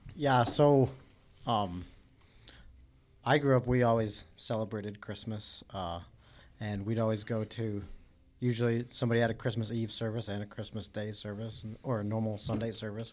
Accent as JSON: {"language": "English", "town": "Denver", "region": "Colorado", "country": "United States", "tie": "born or raised there", "said": "I grew up in Denver, Colorado"}